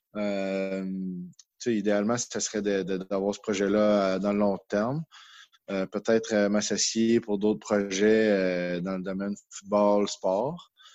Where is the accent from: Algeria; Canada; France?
Canada; Bromont, Quebec; also born or lived in Western Canada; je suis de Bromont